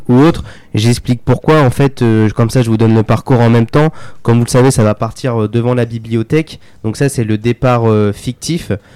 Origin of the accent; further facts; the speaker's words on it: Vierzon, Centre-Val de Loire, France; moi je suis né à Vierzon